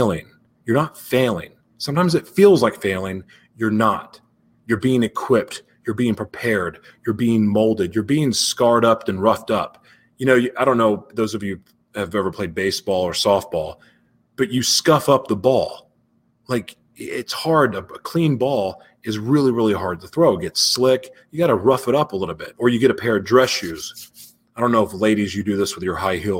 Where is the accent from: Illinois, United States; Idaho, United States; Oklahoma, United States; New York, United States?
Oklahoma, United States; Oklahoma City; moved away; also born or lived in Los Angeles; Growing up in Oklahoma City